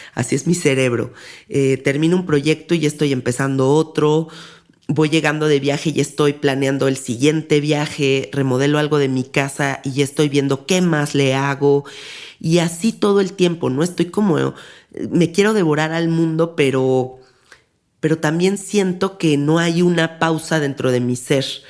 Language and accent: Spanish; Mexico City, Mexico; yo soy de la Ciudad de México